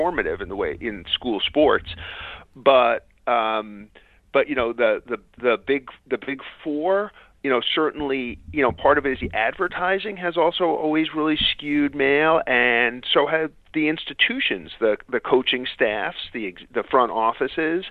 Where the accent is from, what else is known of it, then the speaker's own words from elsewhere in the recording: New York City, New York, United States; I grew up in Queens and lived relatively near Shea Stadium.